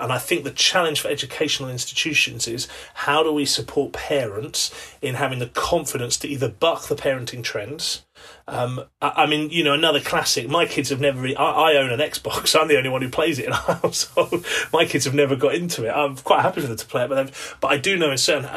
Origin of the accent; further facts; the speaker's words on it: England, United Kingdom; as an Englishman